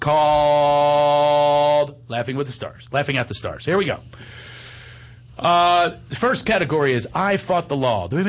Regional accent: Dallas, Texas, United States; I'm from Dallas.

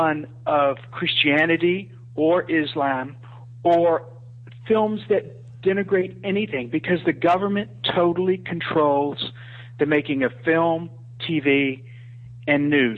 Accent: United States; moved away as an adult; now in Malaysia; As you know, I live in an Islamic country. I'm an American expat who lives overseas.

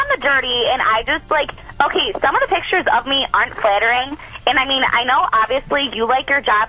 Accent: Cleveland, Ohio, United States; I am from Cleveland.

